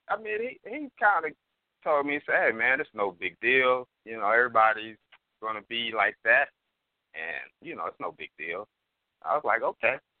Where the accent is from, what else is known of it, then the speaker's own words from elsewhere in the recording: Oklahoma City, Oklahoma, United States; I'm from Oklahoma City